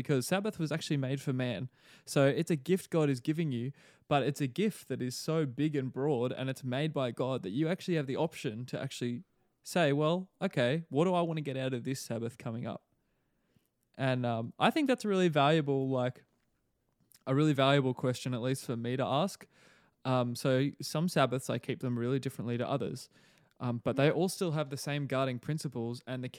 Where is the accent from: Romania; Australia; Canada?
Australia; now in New Zealand; a lot of the Kiwis here have not even realized I'm Australian, because my accent, it hasn't become a Kiwi accent, but it's just not a very pronounced Australian one.